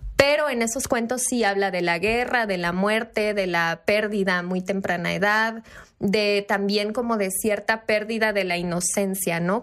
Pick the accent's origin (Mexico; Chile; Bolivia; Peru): Mexico; Chiapas; moved away; mi casa de, Chiapas, porque soy de Chiapas